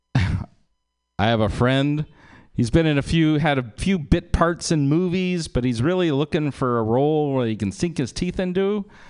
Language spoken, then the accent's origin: English; Berkeley, California, United States; I was born in Berkeley